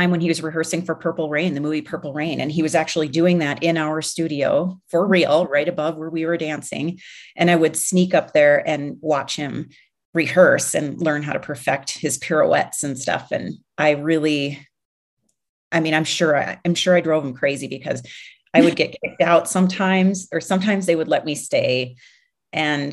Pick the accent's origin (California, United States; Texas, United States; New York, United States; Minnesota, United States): Minnesota, United States; Minneapolis; moved away; I grew up in Minneapolis. So that's like, you know, it's my hometown.